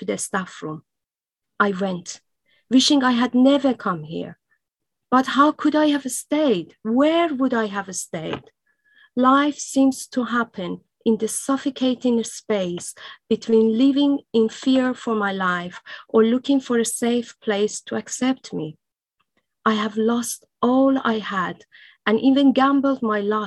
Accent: Iran; first language Persian; English is a second language; moved away; it was my native language

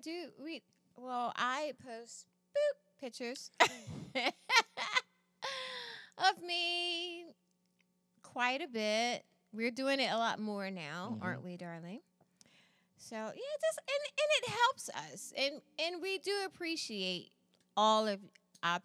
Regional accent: United States; I'm an American

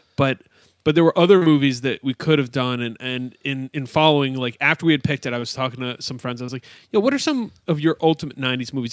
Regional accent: upstate New York, United States; as a suburban kid in upstate New York

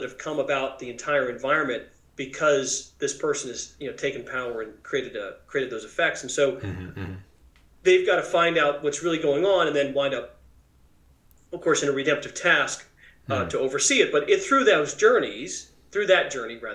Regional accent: Springfield, Missouri, United States; moved away as an adult; also born or lived in Cambridge, Massachusetts / Silicon Valley, California / Johannesburg, South Africa; now in Austin, United States; I grew up in Springfield, Missouri

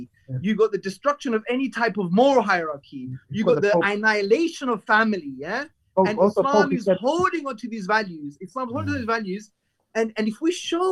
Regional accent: London, United Kingdom; I'm from Hackney, brought up in the 80s.

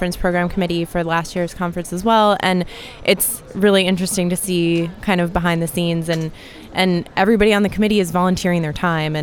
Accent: Northern Virginia, United States; now in Captiva, United States; I'm originally from Northern Virginia, outside D.C.

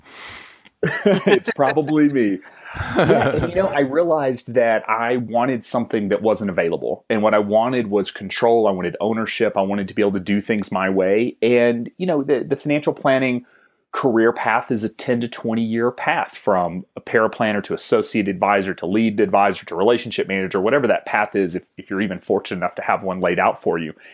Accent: Georgia, United States; moved away as an adult; also born or lived in Wisconsin; I'm living in Wisconsin, where I've never lived before. I'm originally from Georgia.

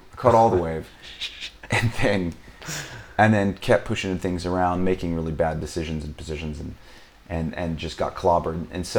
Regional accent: Arizona, United States; moved away as an adult; also born or lived in Scottsdale, Arizona / London, United Kingdom; now in Mallorca, Spain; I'm from the States. I'm from Arizona.

